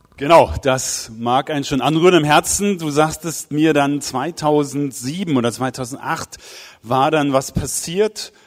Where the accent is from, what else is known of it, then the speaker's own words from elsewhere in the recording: Wiedenest, North Rhine-Westphalia, Germany; hier in Wiedenest in meiner Heimat.